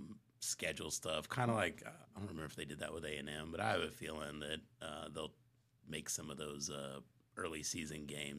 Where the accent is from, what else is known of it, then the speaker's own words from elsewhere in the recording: Austin, Texas, United States; also born or lived in Dallas, Texas; I grew up, I was born here in Austin and grew up, my grandparents have a place over, or had a place over off of Mount Bonnell and Cat Mountain. My mom and dad lived down off of Brush Country. Lived here all through